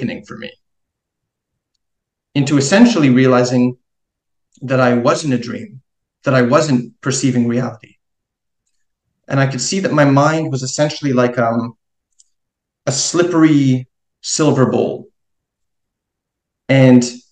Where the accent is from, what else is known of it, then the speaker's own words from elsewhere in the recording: Montreal, Quebec, Canada; also born or lived in New York City; I'm actually from Montreal in Quebec.